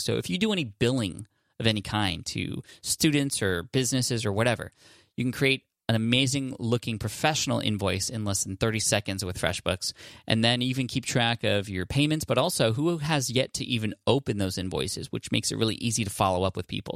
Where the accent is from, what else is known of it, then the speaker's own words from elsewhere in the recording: Bangladesh; from Bangladesh